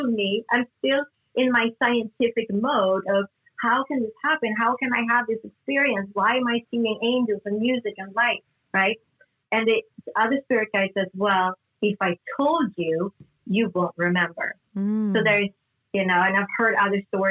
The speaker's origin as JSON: {"language": "English", "country": "Sweden", "tie": "born or raised there", "moved": "yes", "said": "I grew up in Northern Europe in Sweden"}